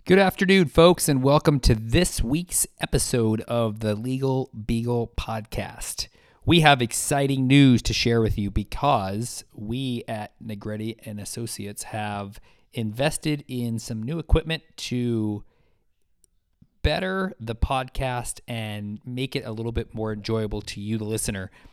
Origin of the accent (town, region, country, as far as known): United States